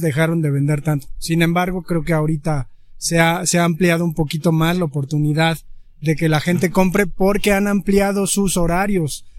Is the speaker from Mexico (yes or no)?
yes; Mexico; nosotros los mexicanos